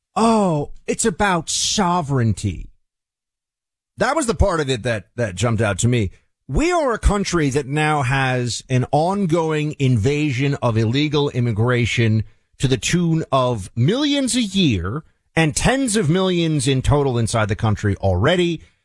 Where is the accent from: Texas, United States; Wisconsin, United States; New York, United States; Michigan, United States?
New York, United States; moved away; I'm going back to New York, uh, soon, spend some time in, in my hometown